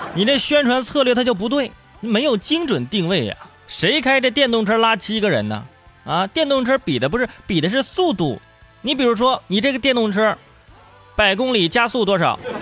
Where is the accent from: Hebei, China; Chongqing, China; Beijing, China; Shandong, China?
Hebei, China; moved away; 我老家这烧饼了。哎，河北那烧饼